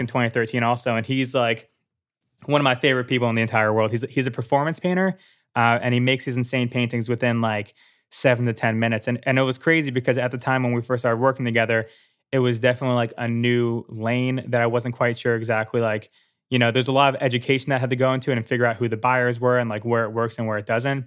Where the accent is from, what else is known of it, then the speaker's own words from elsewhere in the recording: New Jersey, United States; moved away as an adult; also born or lived in Philadelphia; I was born and raised in New Jersey.